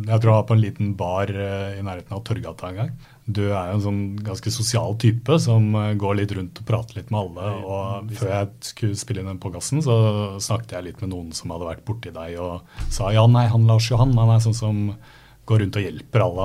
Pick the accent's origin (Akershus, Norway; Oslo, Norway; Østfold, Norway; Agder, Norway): Akershus, Norway; Bjørkelangen; Bjørklagen, der jeg kommer fra.